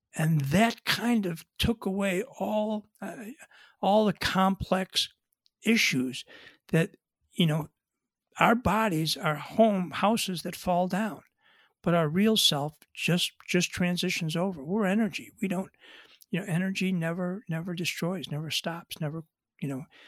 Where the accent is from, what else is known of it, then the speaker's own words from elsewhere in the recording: Buffalo, New York, United States; We grew up together in Buffalo, New York